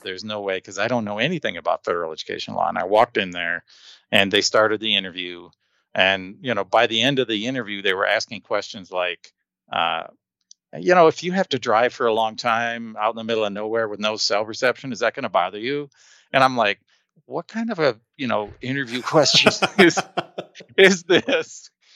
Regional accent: Detroit, Michigan, United States; first language English; moved away as an adult; now in Colorado, United States; I was born in Michigan

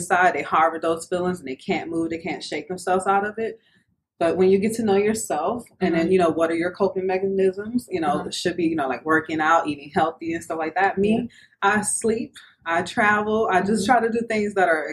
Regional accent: New Orleans, Louisiana, United States; I'm originally from New Orleans, Louisiana

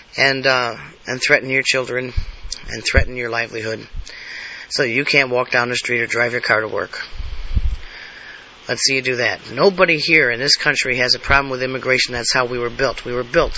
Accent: United States; I'm an American. I was born American. I live as an American

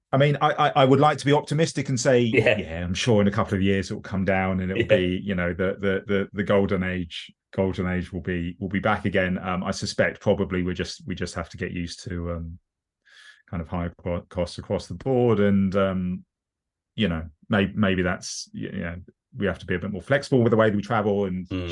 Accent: London, United Kingdom; I grew up in um, southwest London. I mean, living in southeast London at the moment

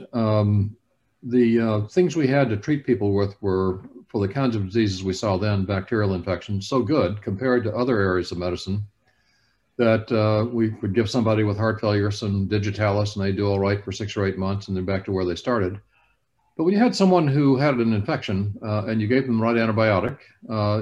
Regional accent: Alabama, United States; I grew up in Alabama

